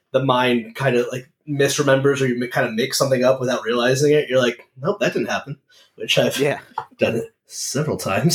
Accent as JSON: {"language": "English", "region": "Connecticut", "country": "United States", "tie": "born or raised there", "also_born_or_lived": "Providence, Rhode Island", "moved": "yes", "lives_now": "Rhode Island, United States", "said": "I grew up in Connecticut, which is not even far."}